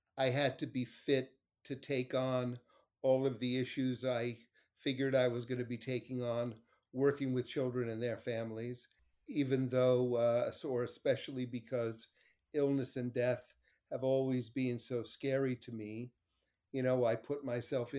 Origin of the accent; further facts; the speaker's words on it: New York City, New York, United States; also born or lived in Montreal, Canada / Larchmont, New York; my family and I'm from Montreal, though I grew up the majority of my life in New York